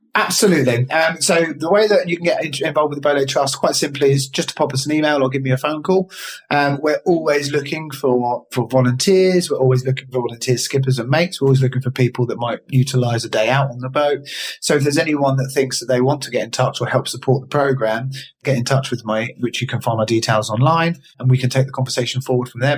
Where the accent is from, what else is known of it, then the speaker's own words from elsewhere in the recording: Eastbourne, South East England, United Kingdom; I'm from Eastbourne